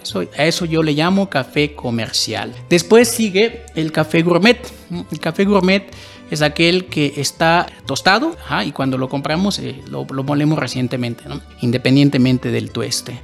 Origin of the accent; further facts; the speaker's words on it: Tumbalá, Chiapas, Mexico; now in Mexico City, Mexico; de donde yo vengo, yo soy de Chiapas, eh, de un municipio que se llama Tumbala, ahí se produce café.